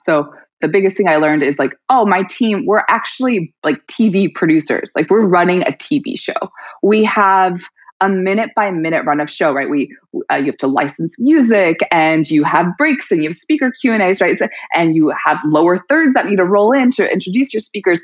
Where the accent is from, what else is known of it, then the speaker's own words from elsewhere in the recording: New York City, New York, United States; moved away as an adult; also born or lived in Colorado; I grew up in Brooklyn